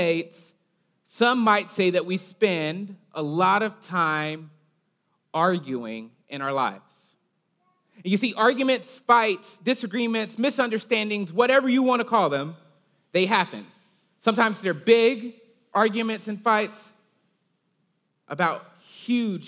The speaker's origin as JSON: {"language": "English", "region": "Alabama", "country": "United States", "said": "I'm from Alabama. Occasionally my accent comes out"}